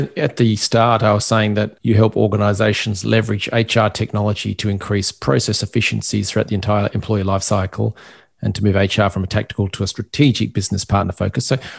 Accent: Perth, Western Australia, Australia; now in Ireland; my hometown, Perth in Australia.

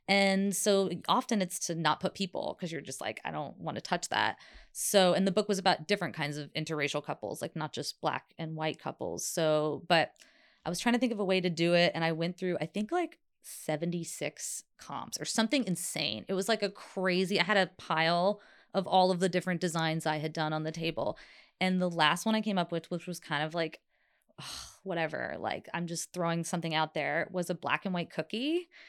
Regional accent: Southeast, United States; my grandma's from Oklahoma, and growing up in the Southeast, like, cooking was such a thing.

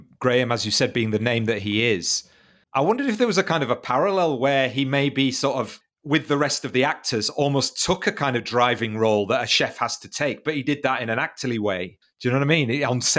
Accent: Leeds, Yorkshire and the Humber, United Kingdom; I'm from Leeds

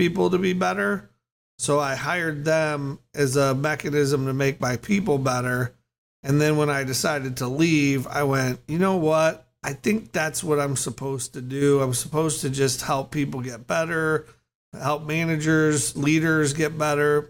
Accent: Chicago, Illinois, United States; moved away as an adult; also born or lived in California; I grew up in the Chicago area

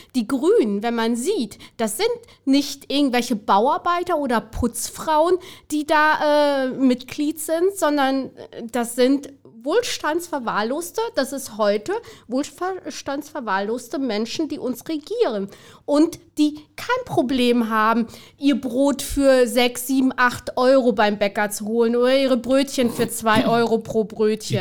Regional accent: Siegen, North Rhine-Westphalia, Germany; also born or lived in Albania (birth country); In Siegen, wo ich aufgewachsen bin und heute noch häufig bin

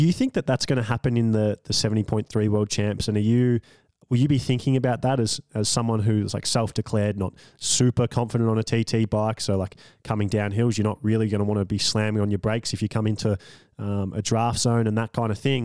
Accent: Australia; me being an Australian

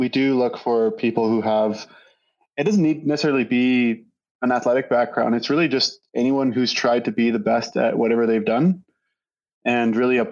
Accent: Saskatchewan, Canada; I grew up in Saskatchewan, went to the University of Saskatchewan

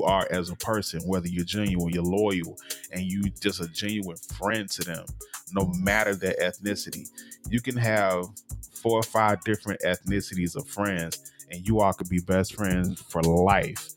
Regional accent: Mississippi, United States; I grew up in Mississippi

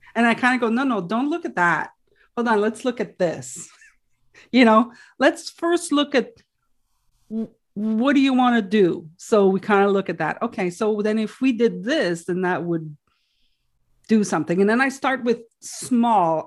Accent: Quebec, Canada; first language French; English is a second language; I'm French, right? My first language is French

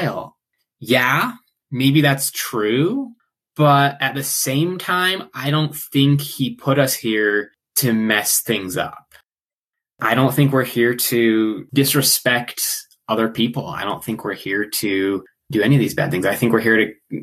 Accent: Lynnwood, Washington, United States; now in Ogden, United States; I grew up in Linwood, Washington

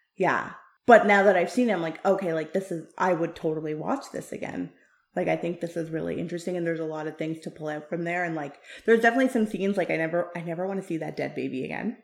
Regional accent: Canada; I am Canadian, but I am also of South Asian descent, and I really battled a lot with that as a, growing up as a kid

